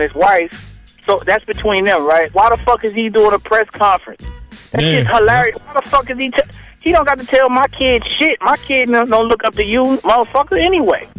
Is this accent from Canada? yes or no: no; Atlanta, Georgia, United States; I'm from Atlanta